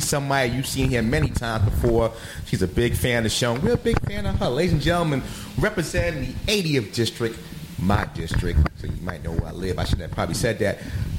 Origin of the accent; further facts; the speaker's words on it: New York, United States; I'm a New Yorker